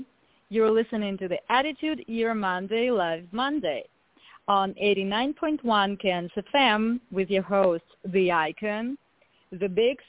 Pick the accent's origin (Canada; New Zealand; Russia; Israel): Russia; also born or lived in Malta; now in United States; I'm originally from Russia. I came to the United States back in 2011 from Malta